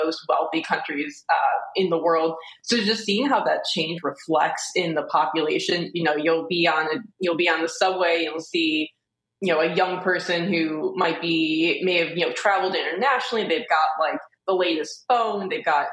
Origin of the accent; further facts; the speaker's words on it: Detroit, Michigan, United States; I grew up in Metro Detroit